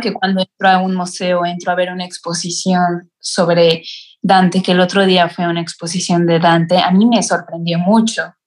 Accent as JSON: {"language": "Spanish", "country": "Mexico", "moved": "as an adult", "lives_now": "Italy", "said": "soy una estudiante mexicana"}